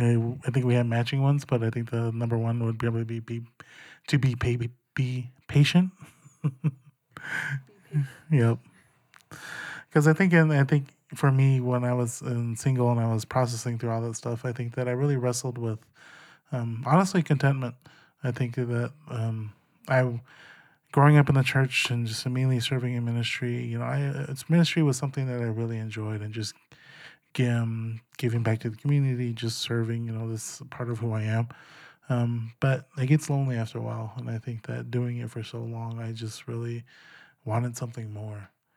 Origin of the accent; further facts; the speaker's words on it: Gila River, Arizona, United States; I am half Zuni and half Pima. I grew up down in Gila River, south of Phoenix.